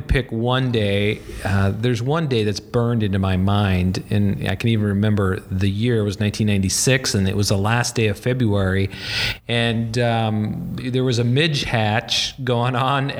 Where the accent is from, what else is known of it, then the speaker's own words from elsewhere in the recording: North Dakota, United States; moved away as an adult; also born or lived in Montana / Colorado / Chicago area; now in Chicago, United States; I grew up in North Dakota, and I met you in Montana when I was 18.